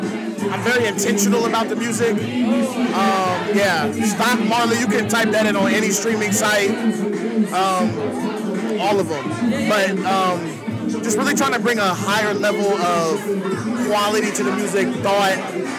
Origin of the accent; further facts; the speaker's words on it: Columbus, Ohio, United States; I'm from Columbus, Ohio.